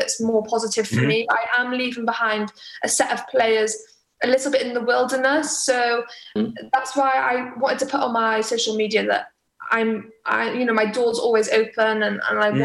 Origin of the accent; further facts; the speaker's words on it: Pembroke Dock, Wales, United Kingdom; moved away; I love being from Wales. I love being from Pembroke Dock.